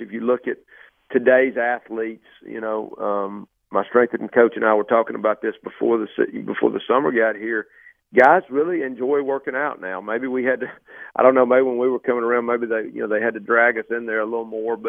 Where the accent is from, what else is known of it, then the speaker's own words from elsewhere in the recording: Alabama, United States; I'm from Alabama